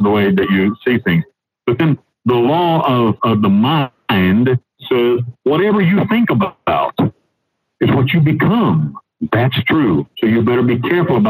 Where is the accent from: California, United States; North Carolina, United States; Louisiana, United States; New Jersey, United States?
North Carolina, United States; moved away as an adult; now in Panama; I was a young kid living in back in North Carolina with my family.